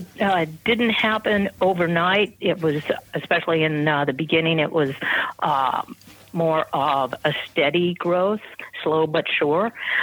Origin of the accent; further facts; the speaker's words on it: Las Vegas, Nevada, United States; moved away as an adult; I grew up in Las Vegas. My parents moved. We moved there in 1961.